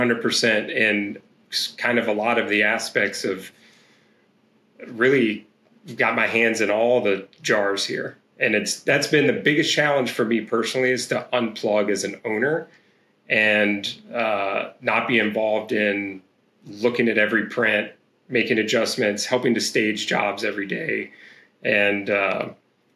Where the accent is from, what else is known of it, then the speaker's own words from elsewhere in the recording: Roanoke, Virginia, United States; I grew up in Southwest Virginia, which is actually in the where I am now, back in Roanoke, Virginia